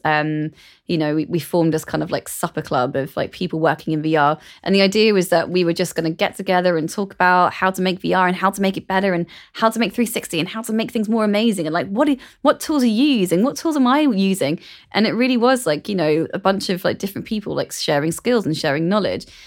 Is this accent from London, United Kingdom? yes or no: yes; London, United Kingdom; growing up in London was a massive advantage to me.